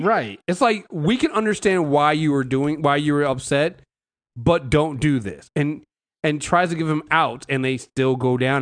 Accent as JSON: {"language": "English", "country": "United States", "said": "us Americans"}